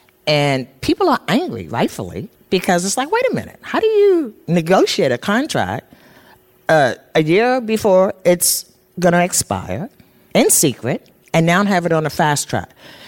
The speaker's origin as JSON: {"language": "English", "town": "Baltimore", "region": "Maryland", "country": "United States", "moved": "yes", "lives_now": "Portland, United States", "said": "Now, I'm from Baltimore"}